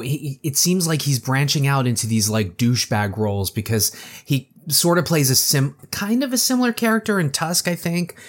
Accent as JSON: {"language": "English", "town": "Baltimore", "region": "Maryland", "country": "United States", "tie": "born or raised there", "said": "my hometown of Baltimore"}